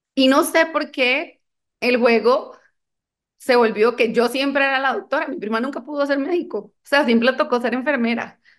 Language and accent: Spanish; Colombia; now in Costa Rica; yo soy colombiana